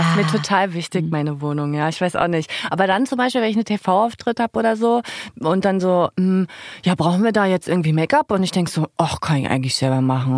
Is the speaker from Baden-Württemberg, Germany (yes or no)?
no; Zinnowitz, Mecklenburg-Vorpommern, Germany; born or raised there; now in Berlin, Germany